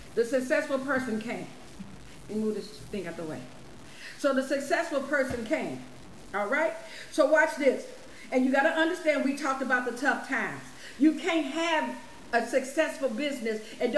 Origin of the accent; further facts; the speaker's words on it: Chicago, Illinois, United States; I'm from Illinois, around Chicago area.